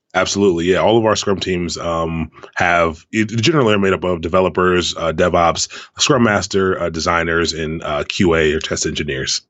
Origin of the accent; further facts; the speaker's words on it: Prince George's County, Maryland, United States; moved away as an adult; also born or lived in Washington, D.C. area; now in Baltimore, United States; I grew up in Prince George's County